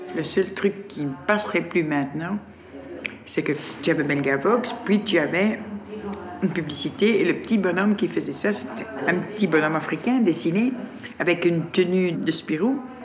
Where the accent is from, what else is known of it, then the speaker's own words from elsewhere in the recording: Brussels, Brussels-Capital Region, Belgium; Depuis le 31 janvier 1953, je vis à Laken